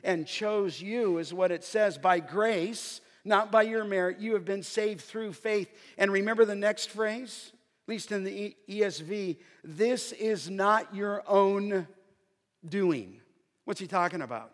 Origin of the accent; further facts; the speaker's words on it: Los Angeles, California, United States; I was a pagan kid growing up in the San Fernando Valley